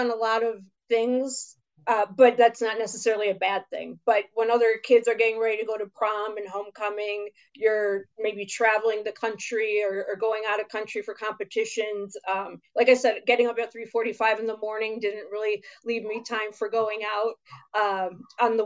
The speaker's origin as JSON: {"language": "English", "town": "Chicago", "region": "Illinois", "country": "United States", "tie": "born or raised there", "said": "I grew up in Chicago."}